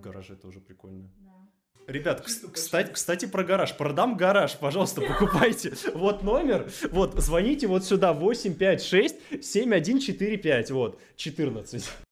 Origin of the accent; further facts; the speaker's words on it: Moscow, Russia; Я москвич.